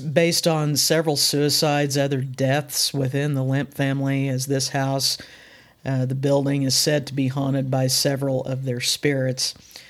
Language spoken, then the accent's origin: English; Missouri, United States; we're from Missouri